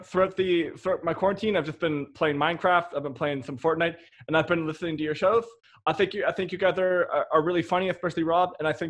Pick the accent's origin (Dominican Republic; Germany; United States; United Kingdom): United States; Wisconsin; I'm from Wisconsin. I'm 12 years old, and I'm also part of the Cub Scouts.